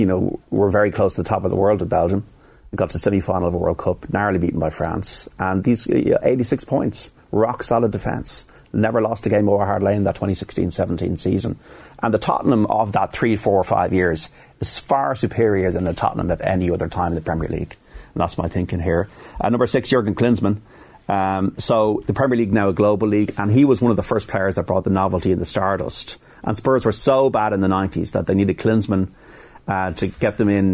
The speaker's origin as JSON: {"language": "English", "town": "Dublin", "region": "Leinster", "country": "Ireland", "said": "as an Irishman and as a dub"}